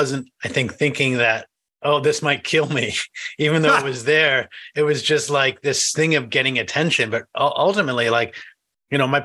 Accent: New England, United States; I grew up in New England, which is not middle America

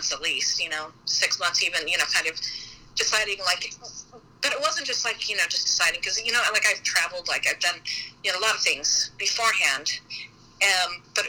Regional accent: Salt Lake City, Utah, United States; moved away as an adult; now in St. Louis, United States; I'm, you know, from Salt Lake, I grew up in Salt Lake and went to school in southern Utah

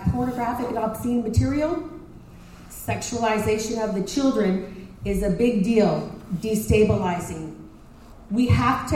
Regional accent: Dallas, Texas, United States; moved away as an adult; also born or lived in Montreal, Canada / Minneapolis, Minnesota; I live here in Princeton now, just north of the town. We've had a ranch just east of Blue Ridge for almost 50 years, but I grew up in Dallas.

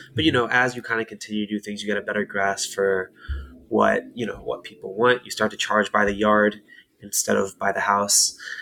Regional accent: Camden County, New Jersey, United States; I'm from South Jersey on Camden County

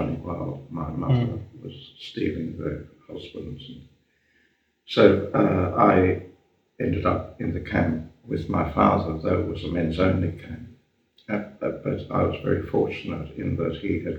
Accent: Melbourne, Victoria, Australia; also born or lived in Germany; I was born in Germany.

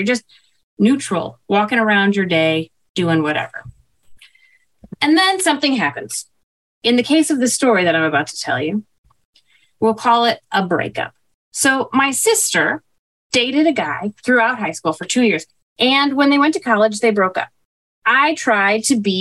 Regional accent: Chicago, Illinois, United States; growing up in Chicago

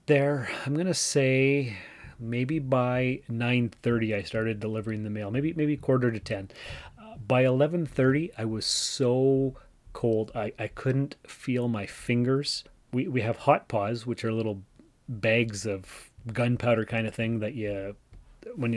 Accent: Canada; also born or lived in Timmins, Ontario; I'm Canadian and that's what we do here

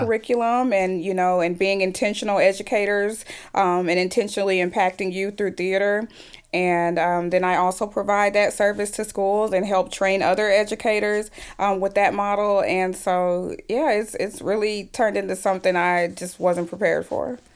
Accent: Fort Worth, Texas, United States; I came back to my hometown of Fort Worth, Texas, That's where I'm from.

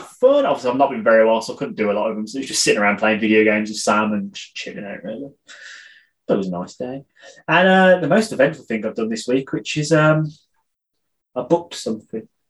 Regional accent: United Kingdom; I'm British

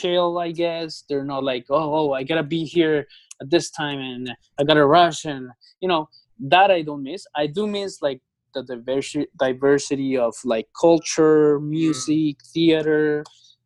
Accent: Bogotá, Bogotá Capital District, Colombia; moved away as an adult; also born or lived in Mexico City, Mexico; I'm from Colombia. I'm from the capital city called Bogota. Mm-hmm. So I grew up there for most of my life

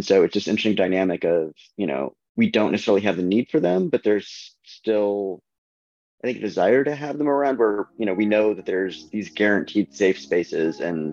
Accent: Southern California, United States; now in Washington, D.C., United States; I'm from Southern California

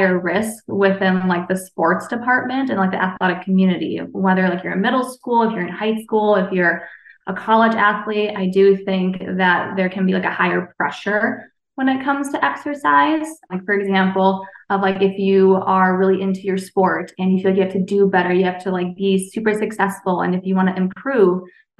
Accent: New York, United States; moved away as an adult; now in Minnesota, United States; I'm from New York, so born and raised New Yorker, but live in Minnesota now for many years

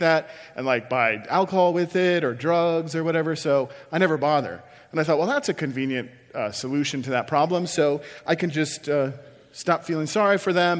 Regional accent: Iowa, United States; moved away as an adult; also born or lived in Chicago; I moved from my hometown where I'd lived my whole life in Iowa to Chicago to go to seminary.

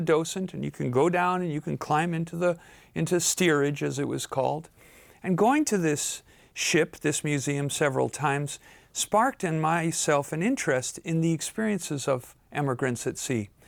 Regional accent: Dublin, Leinster, Ireland; moved away; I grew up in Dublin.

